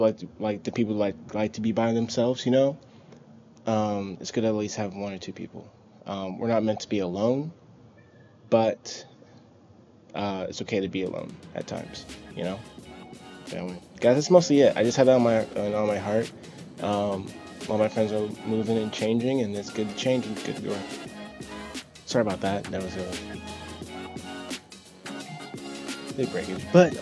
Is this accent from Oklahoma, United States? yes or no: no; Charlotte, North Carolina, United States; moved away; also born or lived in Louisiana; I always thought, man, I'm never going to move away from Charlotte, North Carolina. I'm going to stay here.